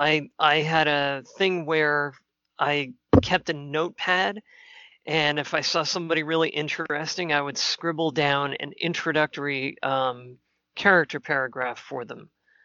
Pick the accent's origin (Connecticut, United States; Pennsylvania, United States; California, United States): Connecticut, United States; New Haven; I was growing up in New Haven, Connecticut